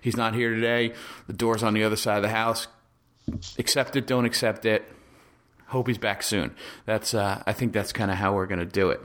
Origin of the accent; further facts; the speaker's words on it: New Jersey, United States; I was born and raised in Jersey.